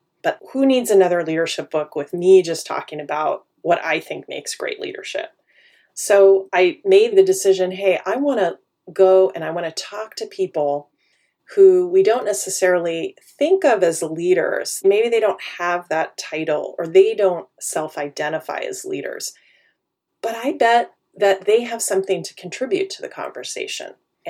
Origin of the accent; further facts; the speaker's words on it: Wichita, Kansas, United States; born there; also born or lived in Madrid, Spain; now in Silicon Valley, United States; I was born in Wichita, Kansas. That grounds us in my origin, right? Which is Middle America, Midwest, all of its politeness and a pace of life that is very different from where I live now, which is Silicon Valley, California.